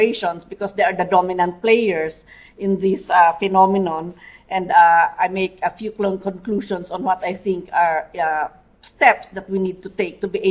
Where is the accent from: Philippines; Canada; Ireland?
Philippines; Mountain Province, Cordillera Administrative Region; I come from the Cordillera region in the Philippines